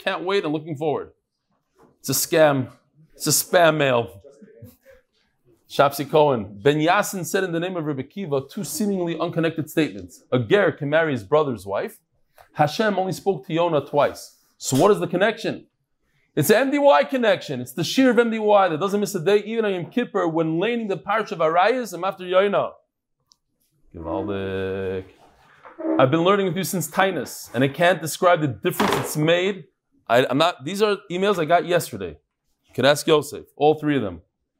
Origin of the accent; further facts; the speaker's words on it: London, United Kingdom; not from Lakewood and not from Kiryas Yel. I'm exclusively from London.